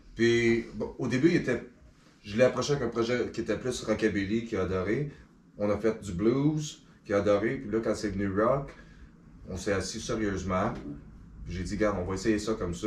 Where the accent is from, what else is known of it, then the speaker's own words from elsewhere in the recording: Les Cèdres, Quebec, Canada; also born or lived in L'Île-Perrot; je suis un gars de Vaudreuil-Soulanges. J'ai grandi à Les Cèdres.